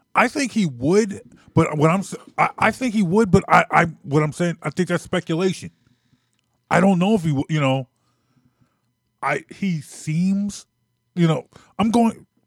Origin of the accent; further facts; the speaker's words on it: Philadelphia, Pennsylvania, United States; moved away as an adult; also born or lived in Maryland; I'm from Philadelphia. I'm from the Philly area.